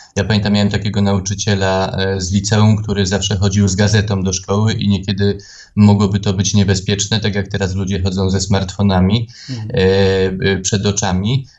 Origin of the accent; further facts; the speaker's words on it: Tarnów, Lesser Poland, Poland; ja jestem z tego dumny, że ja jestem a, z prowincji